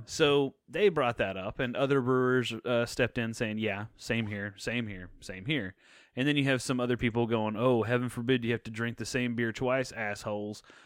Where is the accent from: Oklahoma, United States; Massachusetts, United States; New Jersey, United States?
Oklahoma, United States; Purcell; now in Dallas, United States; my hometown of Purcell, Oklahoma